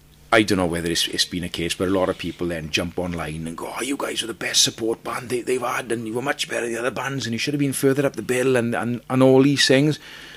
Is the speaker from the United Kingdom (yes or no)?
yes; Aberdeen, Scotland, United Kingdom; I'm from Aberdeen.